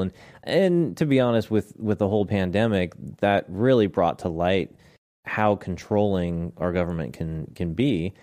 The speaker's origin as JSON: {"language": "English", "area": "the Northwest", "region": "Pacific Northwest", "country": "United States", "tie": "born or raised there", "said": "we're kinda born and raised in the, in the Northwest"}